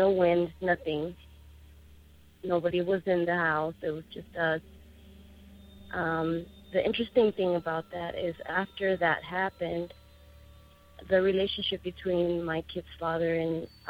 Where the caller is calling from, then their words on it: Tucson, Arizona, United States; I'm calling from Tucson, Arizona.